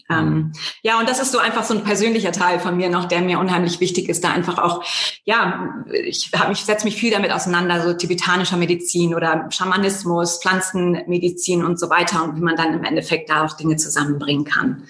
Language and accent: German; Bremen, Germany; moved away as an adult; also born or lived in near Hamburg / United States / Netherlands / Denmark; now in Munich, Germany; ich bin eigentlich in Norddeutschland geboren, in der Nähe von, also, in der Nähe von Hamburg, ähm, bin dann aber auch in der Nähe von Bremen groß geworden